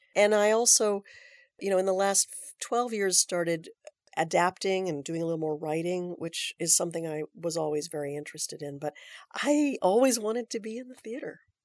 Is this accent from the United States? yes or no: yes; Aptos, California, United States; I grew up in Aptos, California